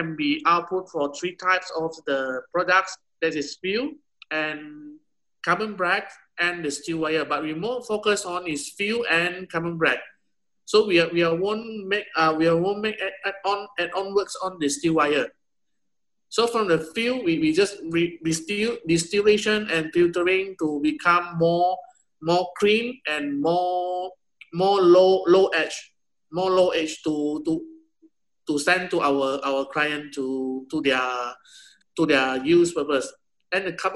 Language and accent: English; Penang, Malaysia; I'm from Malaysia, Penang.